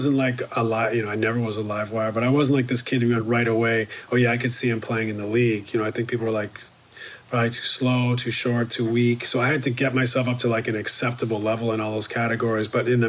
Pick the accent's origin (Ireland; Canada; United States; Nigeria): Canada; I went to, where I grew up in Canada, junior high was grades 8, 9, 10.